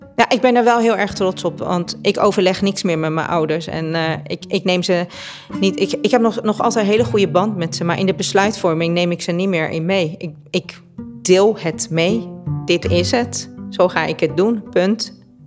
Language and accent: Dutch; Tehran, Tehran Province, Iran; now in Netherlands; Ik ben in Teheran geboren, dus de hoofdstad van Perzië